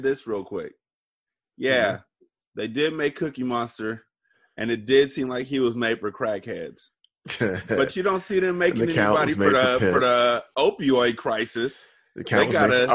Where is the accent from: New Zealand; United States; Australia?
United States; California; I'm from Cali